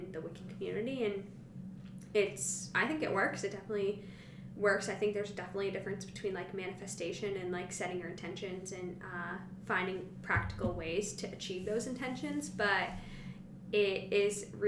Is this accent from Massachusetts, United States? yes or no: yes; Salem, Massachusetts, United States; I grew up in Salem, Mass, and my mom is a witch